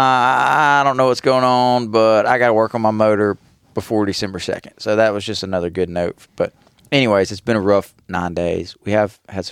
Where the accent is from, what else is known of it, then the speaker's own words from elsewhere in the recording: Panama City Beach, Florida, United States; now in Arkansas, United States; I grew up near Panama City Beach, Florida